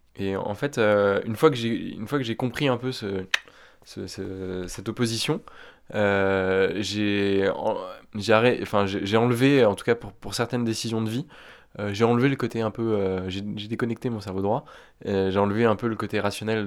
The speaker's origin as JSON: {"language": "French", "area": "Picardy", "region": "Hauts-de-France", "country": "France", "moved": "yes", "lives_now": "Paris, France", "said": "J'ai 30 ans et j'habite à Paris. Euh, à la base, je viens de Picardie."}